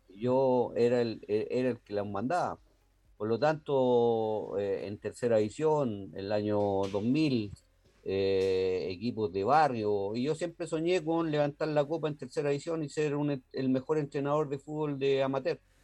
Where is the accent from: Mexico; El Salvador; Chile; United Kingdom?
Chile; Santiago, Santiago Metropolitan Region; a los 14 años yo dirigía el Italia en eh, los campeonatos de Estación Central eh, de barrio de baby fútbol